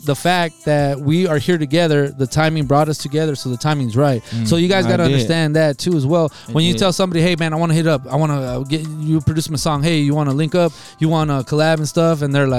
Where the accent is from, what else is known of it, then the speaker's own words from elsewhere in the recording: Nogales, Arizona, United States; And we come from Nogales, and let me tell you something, we rock the mic every time we come out here.